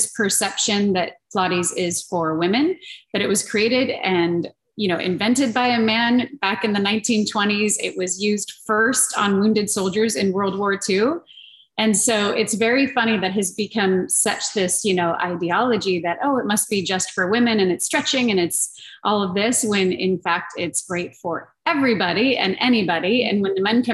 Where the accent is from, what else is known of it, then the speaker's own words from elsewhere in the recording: Montrose, California, United States; this is in Montrose, California. This is my hometown